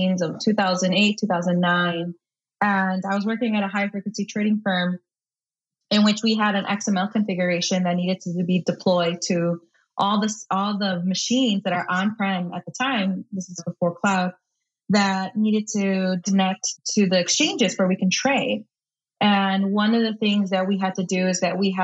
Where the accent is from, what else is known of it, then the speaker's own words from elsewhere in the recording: Chicago, Illinois, United States; I live in Chicago, Illinois, born and raised on the South Side